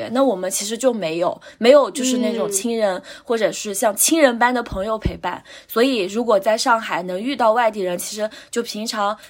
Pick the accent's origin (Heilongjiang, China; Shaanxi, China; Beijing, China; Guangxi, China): Heilongjiang, China; Jixi; 我爸爸是我们老家的人，我妈妈是新疆人